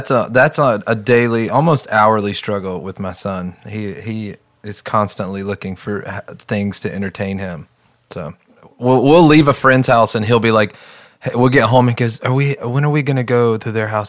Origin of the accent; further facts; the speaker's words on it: right outside of Charlotte, North Carolina, United States; moved away as an adult; now in Redding, United States; I grew up in Charlotte. Well, I grew up right outside of Charlotte, but I moved to Charlotte when I was like 20, 21.